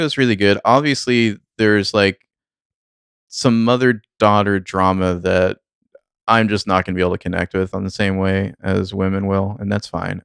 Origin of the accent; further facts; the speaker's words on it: Sacramento, California, United States; I'm from the Sacramento area. I've lived here a long time